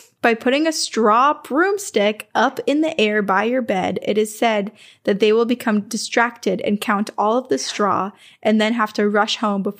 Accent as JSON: {"language": "English", "region": "South Carolina", "country": "United States", "tie": "born or raised there", "said": "I'm unsure if y'all know this low country legend. I was raised in South Carolina, where the Gullah people are located."}